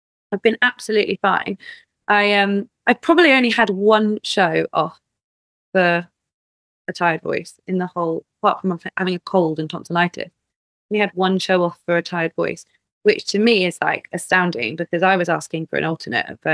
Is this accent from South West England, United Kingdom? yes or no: yes; Glastonbury, South West England, United Kingdom; growing up in Glastonbury